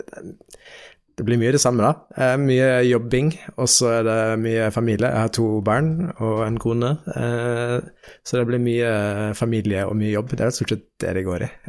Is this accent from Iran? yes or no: no; Nairobi, Kenya; born there; jeg er født i Nairobi mm. i Kenya.